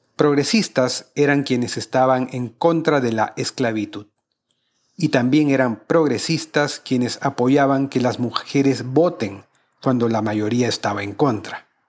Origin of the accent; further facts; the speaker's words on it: Peru; mi país